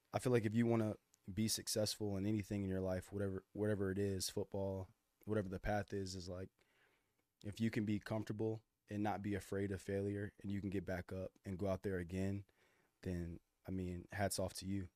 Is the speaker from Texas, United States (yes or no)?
yes; Austin, Texas, United States; also born or lived in Dallas, Texas; I grew up in Austin, man. Born in Dallas.